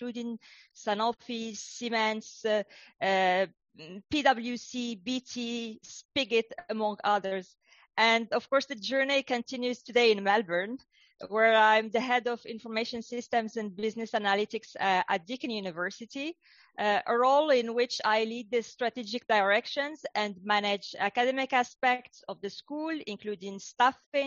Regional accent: Casablanca, Casablanca-Settat, Morocco; also born or lived in United States / Europe / United Kingdom; now in Australia; I grew up in North Africa, in Casablanca.

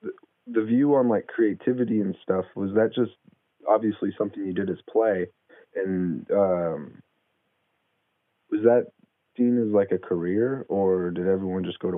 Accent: San Francisco, California, United States; moved away; also born or lived in Idaho; I grew up in San Francisco, and then I got moved to a town of 300 in Idaho.

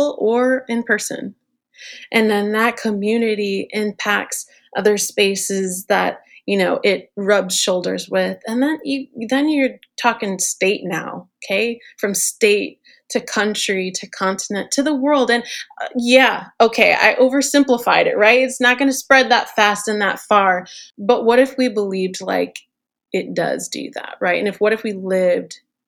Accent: New York City, New York, United States; I'm a New York girl. I'm born and raised in New York

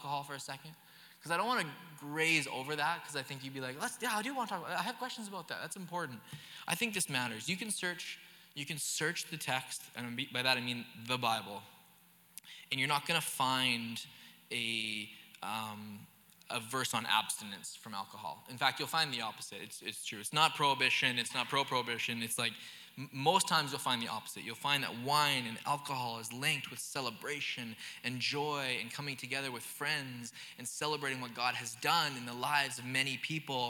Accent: the Okanagan, British Columbia, Canada; moved away; I grew up in the Okanagan

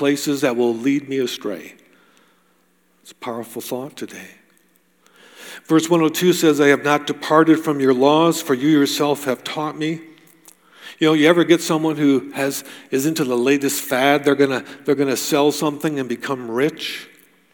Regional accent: United States; moved away; I grew up in the States.

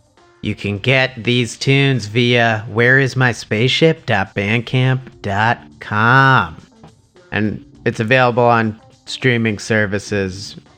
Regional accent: Verona, New Jersey, United States; I'm from Verona, New Jersey, which is not too far from the location of the former Fountains of Wayne fountain store.

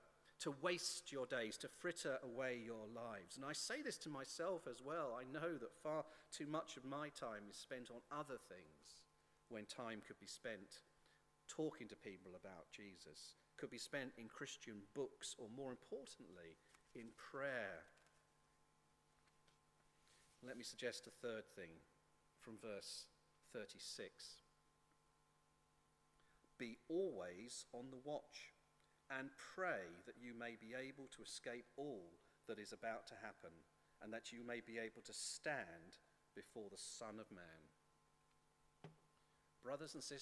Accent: England, United Kingdom; As English

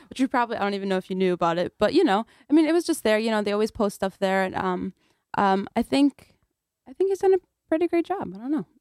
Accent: Naugatuck, Connecticut, United States; also born or lived in Kurdistan; growing up in Naugatuck

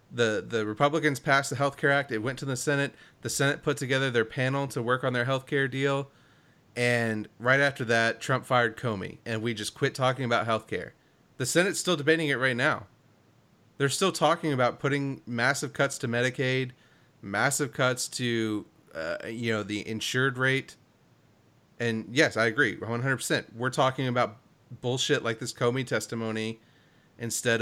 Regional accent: Indiana, United States; Look, I'm from Indiana.

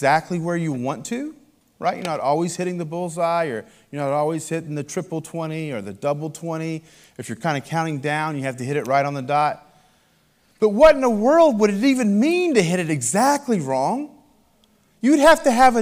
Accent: Appalachian Mountains of Virginia, United States; I grew up in the Appalachian Mountains of Virginia. And as an Appalachian American, a.k.a. hillbilly

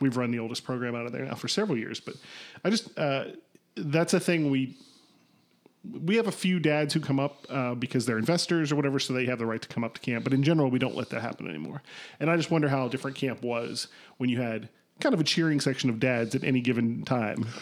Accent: Kentucky, United States; now in Chicago, United States; I'm from Kentucky

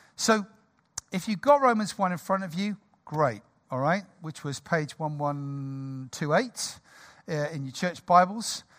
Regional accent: United Kingdom; we're British

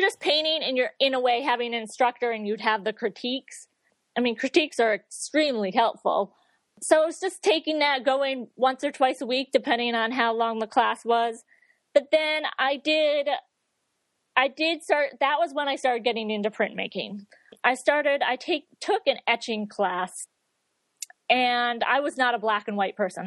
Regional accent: near Saratoga Springs, upstate New York, United States; moved away as an adult; also born or lived in Connecticut / Boston / Dartmouth, Massachusetts; I'm originally from upstate New York, kind of near Saratoga Springs

